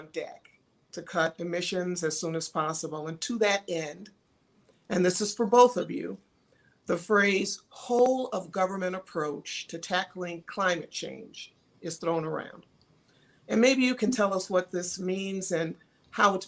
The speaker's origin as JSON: {"language": "English", "region": "Michigan", "country": "United States", "said": "we're both from Michigan"}